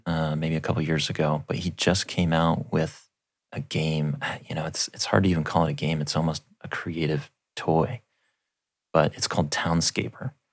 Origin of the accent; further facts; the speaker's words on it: Alaska, United States; growing up in Alaska